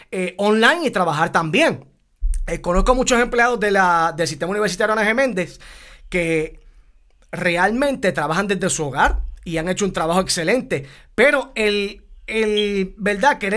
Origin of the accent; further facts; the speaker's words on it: Puerto Rico; Somos puertorriqueños y nos llena de orgullo también.